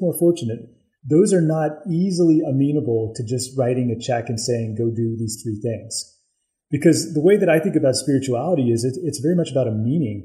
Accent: the South, United States; I grew up in the South

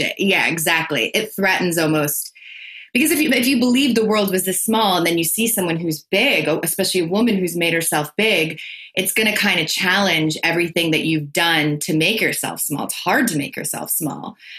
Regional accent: tri-state area, United States; also born or lived in Los Angeles; I'm from the tri state area. I'm from New York, Connecticut, New Jersey.

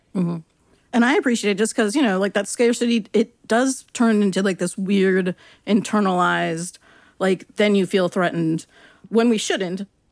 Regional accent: Long Beach, California, United States; I'm from Long Beach, which is, you know, in L A County

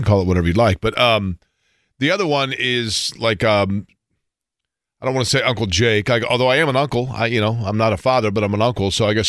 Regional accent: Indianapolis, Indiana, United States; growing up in Indianapolis

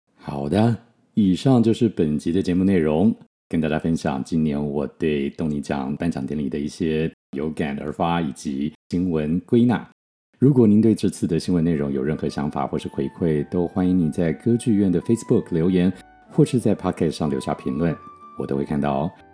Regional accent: Taiwan; 我们小时候在台湾学的

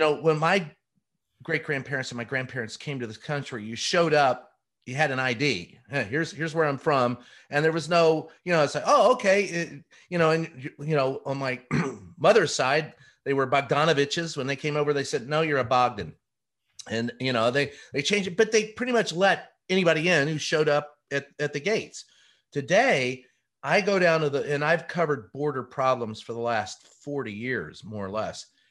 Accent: Louisville, Kentucky, United States; us growing up in Louisville, Kentucky.

